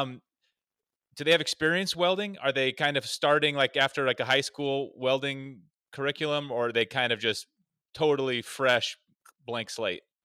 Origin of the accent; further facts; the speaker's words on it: Oregon, United States; I'm from Oregon where logging and timber is just, it's all around us